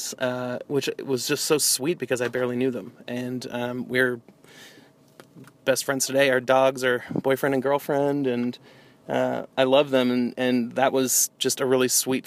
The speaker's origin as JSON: {"language": "English", "region": "New York", "country": "United States", "tie": "born or raised there", "moved": "as an adult", "lives_now": "Austin, United States", "said": "I moved to Texas from New York, which is the area in which I grew up."}